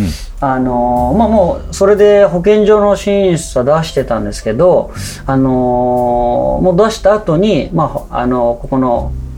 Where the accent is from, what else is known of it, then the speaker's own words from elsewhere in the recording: Hachioji, Tokyo, Japan; moved away as an adult; now in Zushi, Japan; 僕は元八王子出身